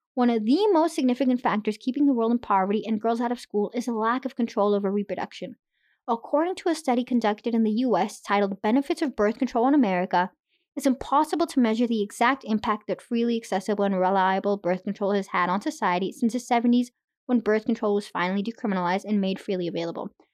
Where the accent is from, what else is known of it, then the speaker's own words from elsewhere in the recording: Irapuato, Guanajuato, Mexico; now in Canada; I was born in Mexico